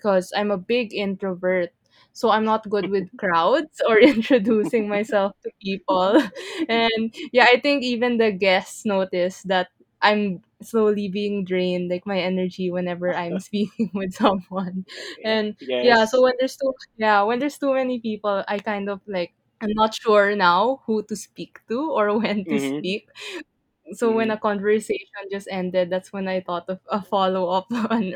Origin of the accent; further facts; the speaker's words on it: Philippines; I'm from the Philippines too